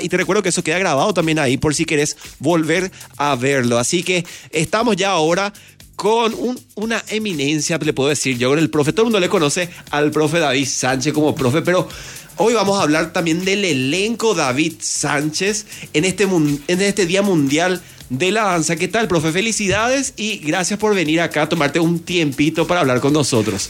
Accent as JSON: {"language": "Spanish", "town": "Pedro Juan Caballero", "region": "Amambay", "country": "Paraguay", "moved": "yes", "said": "yo salí de acá de Pedro Juan"}